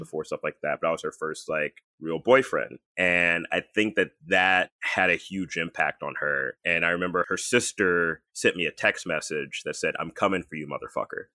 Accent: Texas, United States; I was born in Texas

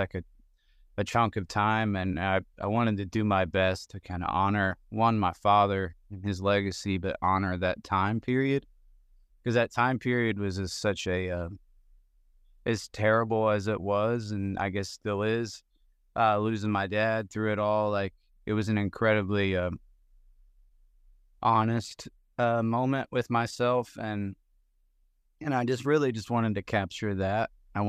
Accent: Indiana, United States; I grew up in Southern Indiana, where there actually is a good amount of snow, so I'm quite familiar with driving on it and living in it and knowing how to exist within it.

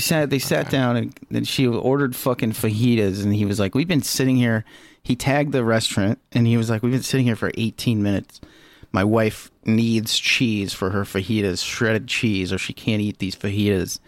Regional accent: Lima, Ohio, United States; My hometown was Lima, and they had a, a Lima bean as a mascot

